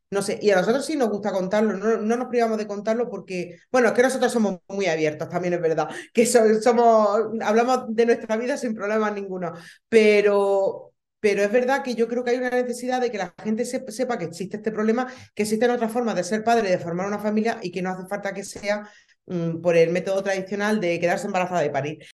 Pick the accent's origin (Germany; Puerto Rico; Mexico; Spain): Spain; Baza, Andalusia; em, somos de un pueblo de, bueno, ya una ciudad, una ciudad de, de Granada, de Baza.